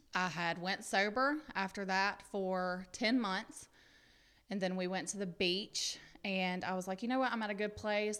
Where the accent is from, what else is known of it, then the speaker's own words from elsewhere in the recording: Pickens, South Carolina, United States; I'm from Pickens, South Carolina. I was born and raised there, still there